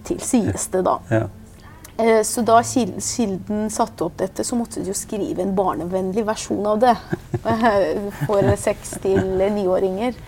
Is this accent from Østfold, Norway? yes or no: no; Oslo, Norway; also born or lived in Iran; Både om min barndom i Iran, om min flukt, mm. om oppveksten i Oslo